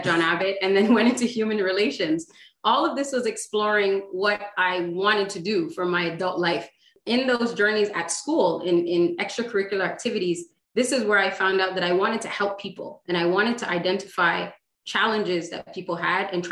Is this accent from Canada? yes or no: yes; Montreal, Quebec, Canada; I grew up in Montreal with a brother and a sister